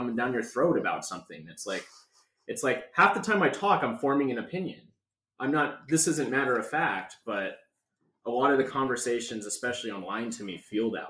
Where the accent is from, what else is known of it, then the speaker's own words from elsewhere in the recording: North Idaho, United States; I grew up in North Idaho